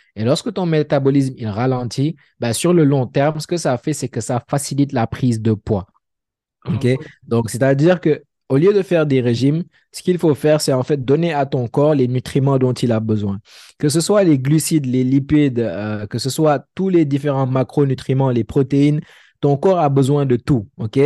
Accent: Senegal; moved away as an adult; also born or lived in Dakar; now in Montreal, Canada; je suis sénégalais

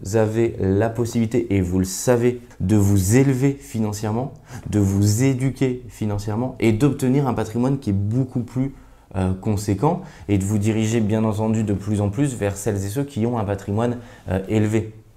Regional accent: Grenoble, Auvergne-Rhône-Alpes, France; now in Paris, France; je suis originaire de Grenoble, je vis aujourd'hui à Paris

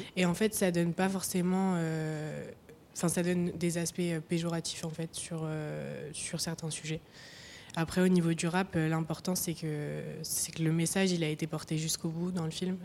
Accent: Nancy, Grand Est, France; now in Paris, France; je viens de Nancy, enfin, c'est principalement là où j'ai passé le plus de temps dans ma vie

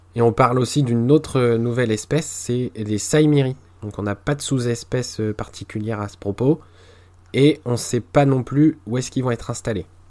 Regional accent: Normandy, France; je suis normand

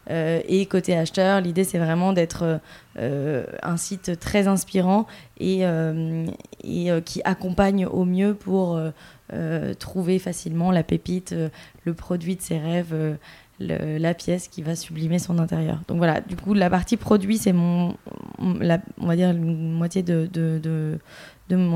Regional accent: Bordeaux, Nouvelle-Aquitaine, France; moved away as an adult; now in Paris, France; j'ai 32 ans et je suis euh, de Bordeaux à l'origine. Je suis installée à Paris maintenant depuis une dizaine d'années.

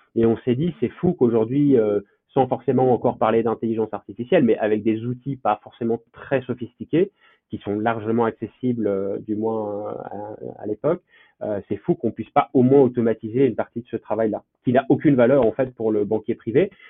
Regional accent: Lyon, Auvergne-Rhône-Alpes, France; je suis originaire de Lyon, où j'ai fait quasiment toute mon enfance

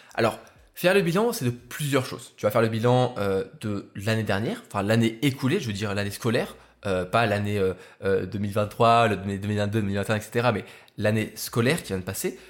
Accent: Lyon, Auvergne-Rhône-Alpes, France; je suis rentré sur, sur Lyon, dans ma ville, ma ville natale

